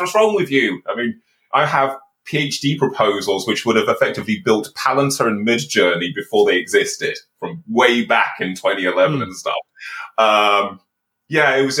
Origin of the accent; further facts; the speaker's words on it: Birmingham, West Midlands, United Kingdom; I'm actually from a council estate in Birmingham